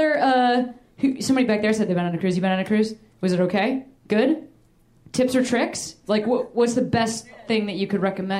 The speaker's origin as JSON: {"language": "English", "town": "Boston", "region": "Massachusetts", "country": "United States", "said": "Pretty fresh. I'm a Bostonian."}